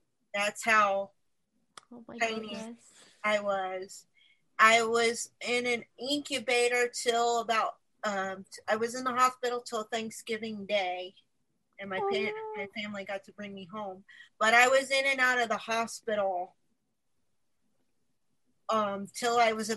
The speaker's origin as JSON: {"language": "English", "region": "Florida", "country": "United States", "tie": "born or raised there", "also_born_or_lived": "Ohio / Largo, Florida", "said": "I've lived in Florida. We moved here from Ohio when I was a year old"}